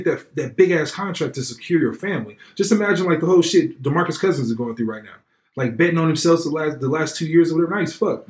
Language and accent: English; Oakland, California, United States; I'm from Oakland